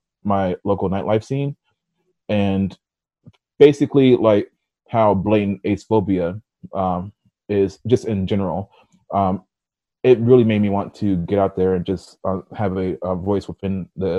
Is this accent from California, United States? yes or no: no; Erie, Pennsylvania, United States; I'm from Erie, Pennsylvania. I am 27 and going on 28 as in 2021.